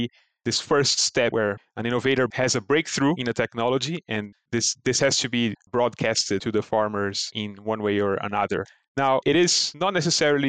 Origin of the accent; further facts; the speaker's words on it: Brazil; moved away; my home country of Brazil